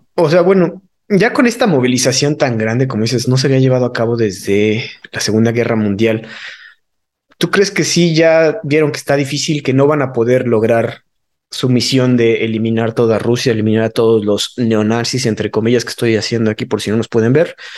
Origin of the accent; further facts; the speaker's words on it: Mexico; si son mexicanos tenemos que tramitar nuestra cartilla